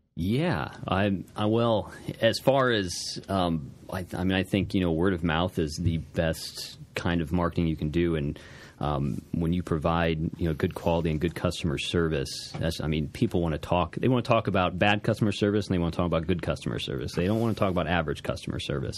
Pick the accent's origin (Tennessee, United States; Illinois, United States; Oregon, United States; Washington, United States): Illinois, United States; Alton; I was born and raised in Alton, uh, just off the street on Albee. Uh, so I've, uh, I've always been here